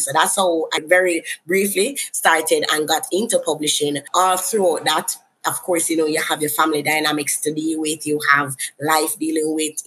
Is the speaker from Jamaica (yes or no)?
yes; Kingston, Jamaica; I'm from Kingston, Jamaica.